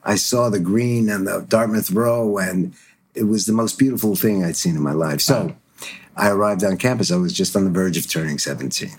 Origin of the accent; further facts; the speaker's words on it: Stuttgart, Baden-Württemberg, Germany; moved away; I was born in Stuttgart after the war